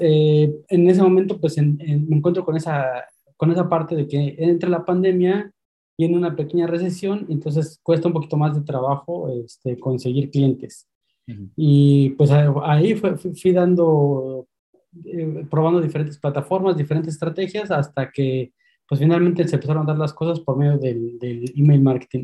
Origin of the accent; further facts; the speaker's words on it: Mexico City, Mexico; moved away as an adult; now in Spain; soy de México, soy originario de la Ciudad de México y migré hace unos meses hacia España